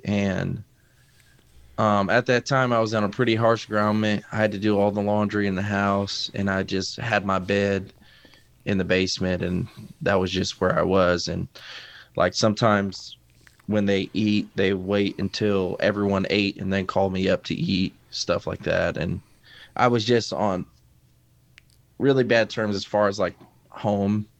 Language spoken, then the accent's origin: English; Waterbury, Connecticut, United States; I'm actually from Waterbury, Connecticut.